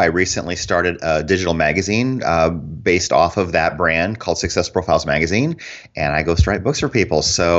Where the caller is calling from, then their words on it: Phoenix, Arizona, United States; I am in the Phoenix area, Phoenix, Arizona.